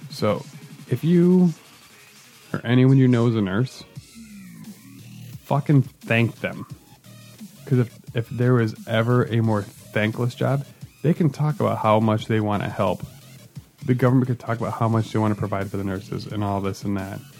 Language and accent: English; Midwest, United States; as a Midwesterner, uh, pages I really appreciate is uh, uh, Charlie Berens, who does the Manitowoc Minute